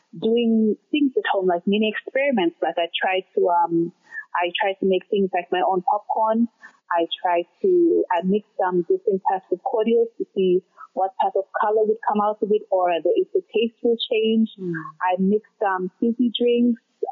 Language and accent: English; Lae, Morobe, Papua New Guinea; moved away as an adult; also born or lived in China; now in Glasgow, United Kingdom; I was born and raised in Lae, which is the second largest city of Papua New Guinea